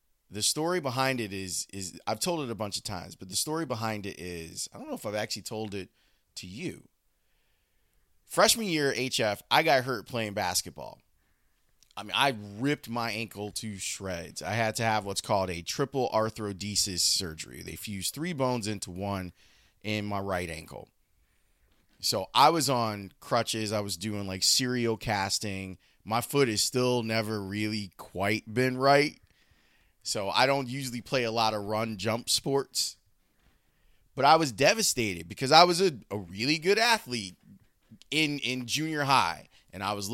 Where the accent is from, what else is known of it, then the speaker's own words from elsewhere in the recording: Chicago, Illinois, United States; also born or lived in Homewood, Illinois; it broke my heart when we moved from Roseland to Homewood